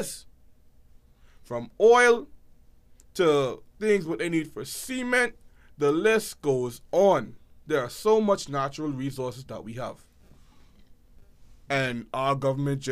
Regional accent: Green Castle, Bahamas; also born or lived in United States; When I was a child growing up in Greencastle after I left America

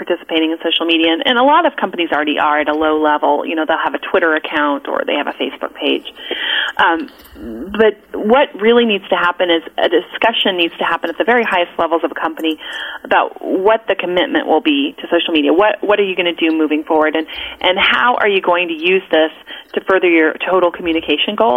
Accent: Colorado, United States; I grew up in Colorado.

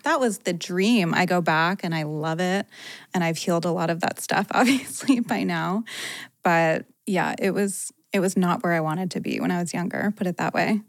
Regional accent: Rhode Island, United States; now in Los Angeles, United States; I grew up in Rhode Island

